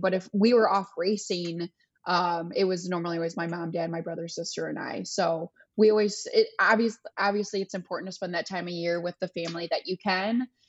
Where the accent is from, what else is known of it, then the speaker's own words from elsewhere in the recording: Michigan, United States; I'm in Florida right now. I'm from Michigan